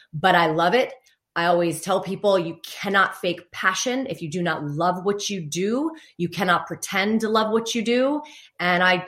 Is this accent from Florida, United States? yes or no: yes; Fort Lauderdale, Florida, United States; moved away as an adult; also born or lived in New York; now in Charlotte, United States; Growing up in Fort Lauderdale